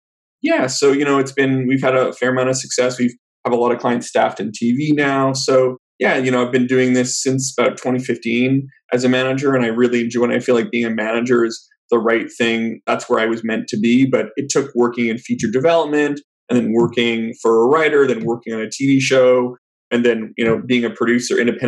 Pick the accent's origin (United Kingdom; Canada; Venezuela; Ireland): Canada; Vancouver, British Columbia; moved away as an adult; also born or lived in New York; now in Los Angeles, United States; I'm originally from Vancouver in Canada